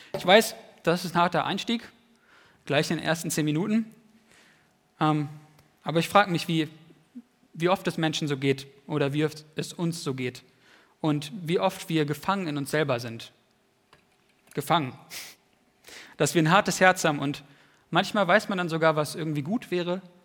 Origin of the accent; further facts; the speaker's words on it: Wienhausen, Lower Saxony, Germany; nach Wienhausen in meine alte Heimat